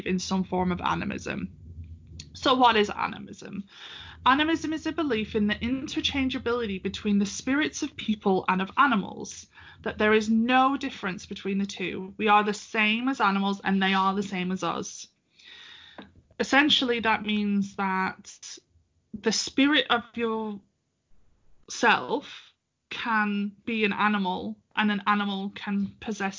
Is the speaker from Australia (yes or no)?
no; United Kingdom; I'm British